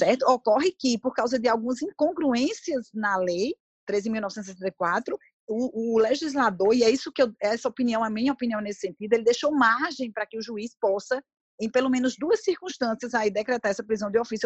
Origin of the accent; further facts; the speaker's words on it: Brazil; eu sou brasileira